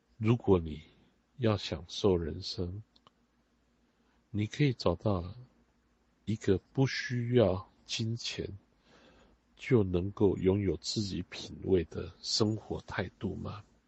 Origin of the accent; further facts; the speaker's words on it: Taiwan; 我们在海岛长大的人